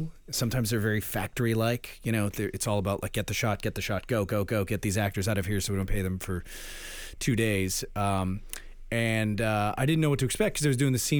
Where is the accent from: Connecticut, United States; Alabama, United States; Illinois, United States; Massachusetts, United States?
Massachusetts, United States; Framingham; I'm from Framingham. They got a prison there.